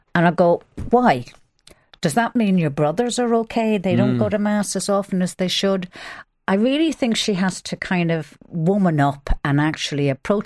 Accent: Ireland; we're all Irish Catholics

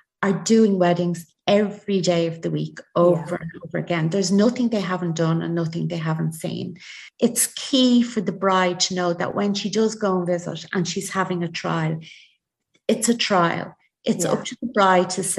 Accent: Ireland; we're very Irish

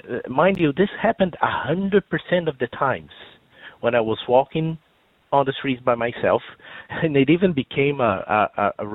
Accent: Brazil; English is a second language; now in Ireland; you can probably tell by my accent that I'm not from around here. I'm originally from Brazil

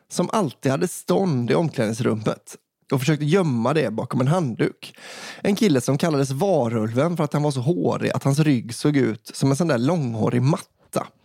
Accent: Stockholm County, Sweden; Här kommer en liten historia från min hemort. Historien jag ska berätta utspelar sig under tidigt 00-tal när jag gick på högstadiet. Jag är uppvuxen i en förort söder om Stockholm.

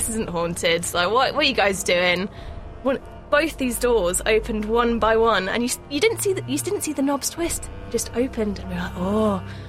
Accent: Scotland, United Kingdom; So, I grew up in Scotland

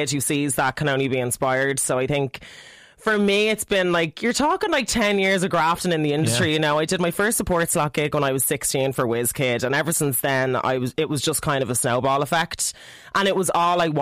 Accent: Ireland; Irish female artists in the industry

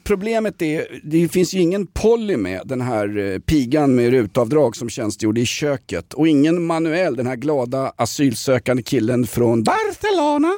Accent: Stockholm, Stockholm County, Sweden; kända från Dalkärrsleden där jag växte upp ja. i. Eh, gettot i Vällingby

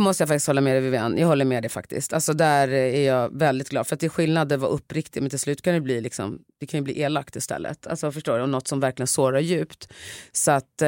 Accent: Sweden; jag är ändå uppvuxen i Sverige

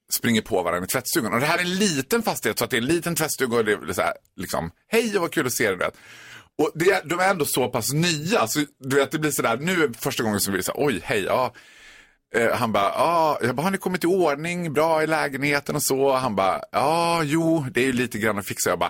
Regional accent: Borlänge, Dalarna County, Sweden; Vi är barndomsvänner från Borlänge han var ju lite från, han var ju från the right side of the track och jag var från the wrong side of the track.

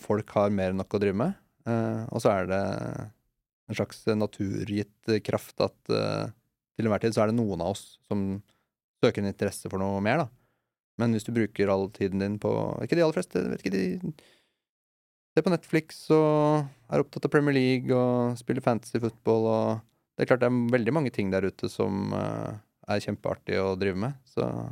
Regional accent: Moss, Østfold, Norway; now in Oslo, Norway; jeg vokste opp i Moss

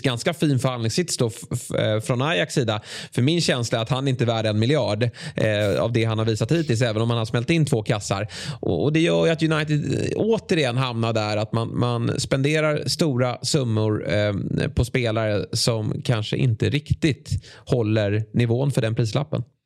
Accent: Sweden; som svensk

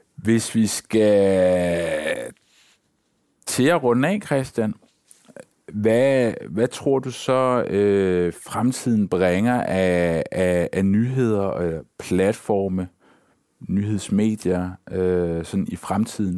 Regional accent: Denmark

